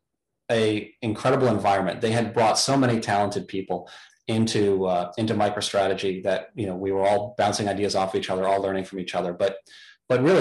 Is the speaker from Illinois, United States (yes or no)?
yes; Chicago, Illinois, United States; moved away as an adult; also born or lived in Hanover, New Hampshire; now in Washington, D.C. area, United States; growing up in Chicago